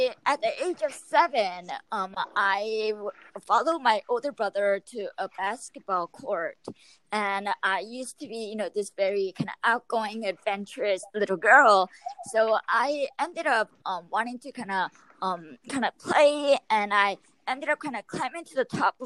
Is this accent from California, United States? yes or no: yes; Yorba Linda, California, United States; I am from Yorba Linda, California